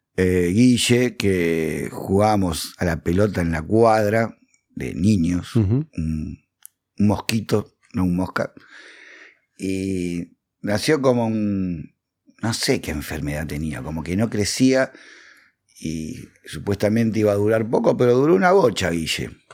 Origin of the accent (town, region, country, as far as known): Valentín Alsina, Buenos Aires Province, Argentina; born or raised there